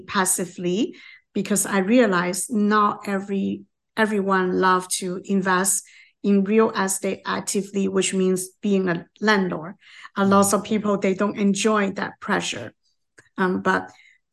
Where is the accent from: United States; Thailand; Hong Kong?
Hong Kong; moved away as an adult; now in Canada; I'm from Hong Kong